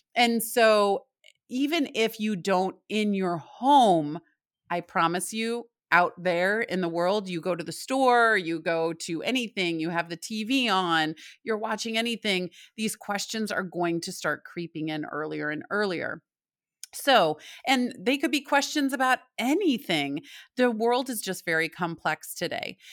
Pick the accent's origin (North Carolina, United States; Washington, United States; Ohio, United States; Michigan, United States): Michigan, United States; also born or lived in Indianapolis, Indiana / Chicago, Illinois; now in Southport, United States; I'm from Michigan.